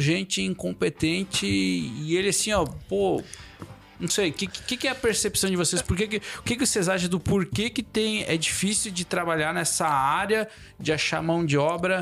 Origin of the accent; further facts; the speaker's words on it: Erval Grande, Rio Grande do Sul, Brazil; now in Chapecó, Brazil; lá na minha cidade natal, Erval Grande